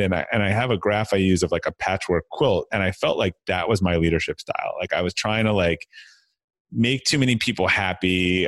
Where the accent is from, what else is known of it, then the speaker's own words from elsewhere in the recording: Brookline, Massachusetts, United States; I grew up outside of, um, Boston, uh, Massachusetts, in a, in a town called, uh, Brookline